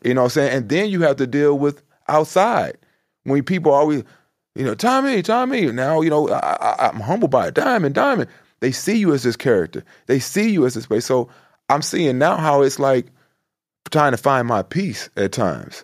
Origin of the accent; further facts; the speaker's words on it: Chicago, Illinois, United States; I'm from the South Side.